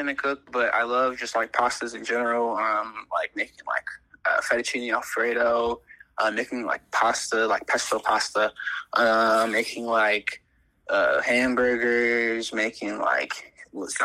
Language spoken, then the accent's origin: English; Louisiana, United States; now in Chicago, United States; I was born and raised in Louisiana.